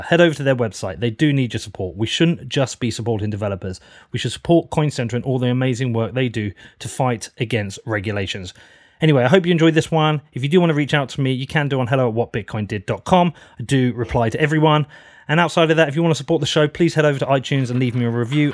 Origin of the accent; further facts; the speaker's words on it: United Kingdom; being a British citizen